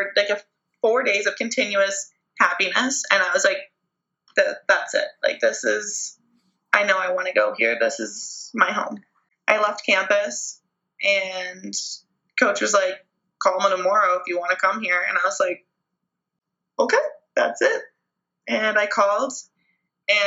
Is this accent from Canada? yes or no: yes; Canada; being Canadian